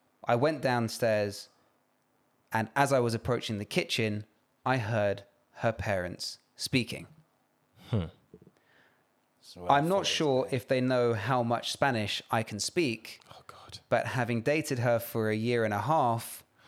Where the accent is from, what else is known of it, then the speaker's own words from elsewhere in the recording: United Kingdom; And I am Nigerian British.